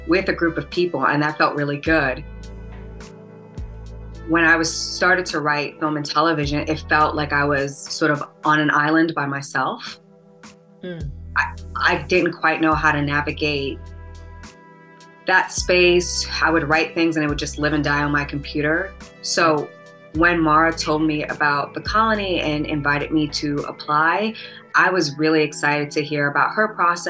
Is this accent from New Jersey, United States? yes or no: no; New York City, New York, United States; also born or lived in Atlanta, United States / Los Angeles, United States; now in Chicago, United States; I grew up in Brooklyn, New York